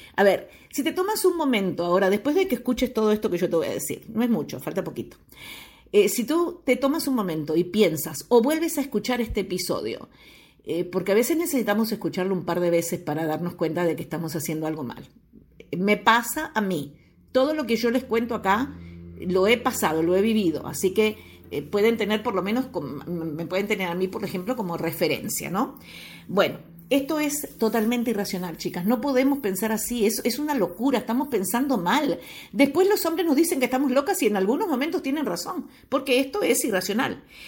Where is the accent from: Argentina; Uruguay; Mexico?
Uruguay; moved away; Estoy viviendo ahora eh, nuevamente en mi país natal, en Uruguay eh, precisamente estoy en Piriápolis